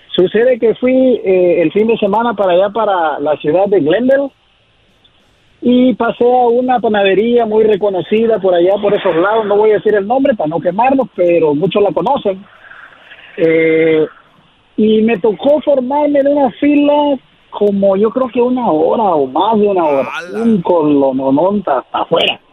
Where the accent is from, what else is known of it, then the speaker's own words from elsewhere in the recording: Acapulco, Guerrero, Mexico; now in Santa Maria, United States; de la Costa Chica de Guerrero, de Acapulco Guerrero